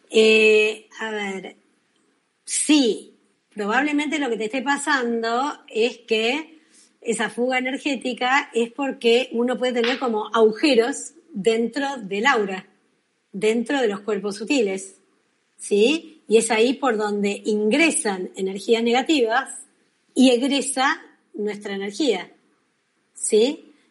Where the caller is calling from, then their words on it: Argentina; de Argentina